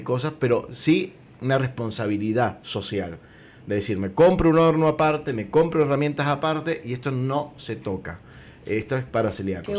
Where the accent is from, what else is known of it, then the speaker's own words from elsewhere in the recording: Mendoza, Argentina; yo digo de mi casa, que somos todos mendocinos